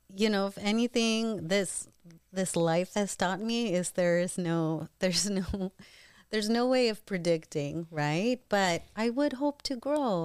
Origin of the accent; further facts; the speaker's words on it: Eastern Washington, United States; also born or lived in New York / Davao, Philippines (family); I was born in New York and then grew up mostly in Eastern